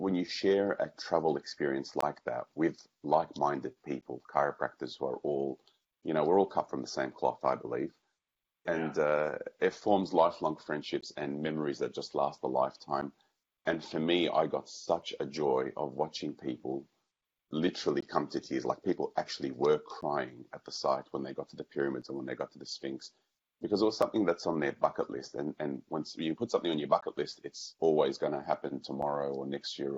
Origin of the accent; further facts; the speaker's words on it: Australia; growing up in Australia